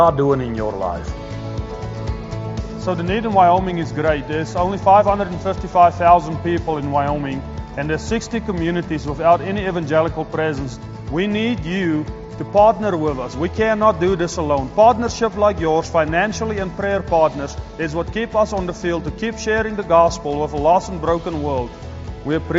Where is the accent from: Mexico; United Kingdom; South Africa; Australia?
South Africa; moved away as an adult; also born or lived in North Carolina; now in Cowley, United States; I was born and raised in South Africa on a sheep and cattle ranch